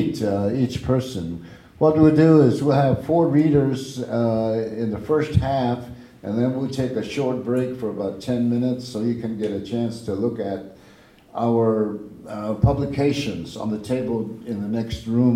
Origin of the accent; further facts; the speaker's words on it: Acoma Pueblo, New Mexico, United States; first language Keres; now in Tempe, United States; I'm from Ago, or Acoma Pueblo, and I live, of course, locally in the area in Tempe